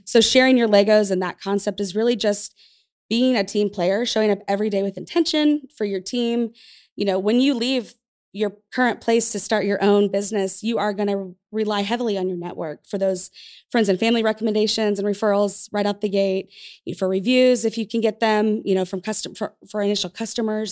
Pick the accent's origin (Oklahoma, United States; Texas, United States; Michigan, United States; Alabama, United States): Oklahoma, United States; Tulsa; I'm from Tulsa, so this is the place that I grew up.